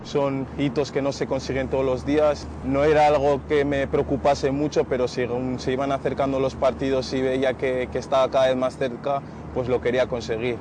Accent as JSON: {"language": "Spanish", "town": "Bilbao", "region": "Basque Country", "country": "Spain", "said": "somos de Bilbao"}